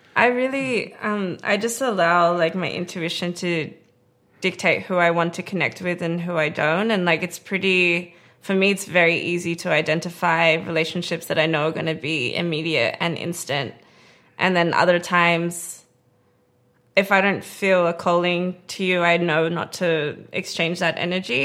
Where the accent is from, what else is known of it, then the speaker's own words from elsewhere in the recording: Perth, Western Australia, Australia; also born or lived in Melbourne, Australia; now in Los Angeles, United States; I grew up in Australia, in Perth, with all my family